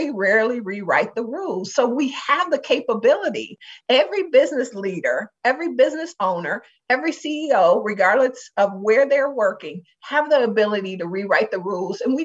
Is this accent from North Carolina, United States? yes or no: no; Detroit, Michigan, United States; now in Minnesota, United States; I'm from Detroit